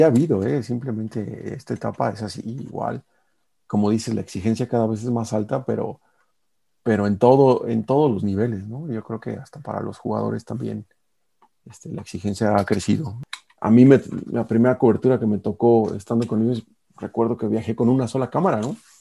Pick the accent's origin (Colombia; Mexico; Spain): Mexico; como aficionado mexicano